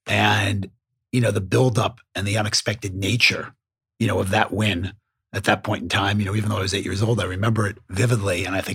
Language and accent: English; Westchester County, New York, United States; I grew up in the New York area. I grew up out in Westchester County, and I was born in 1962.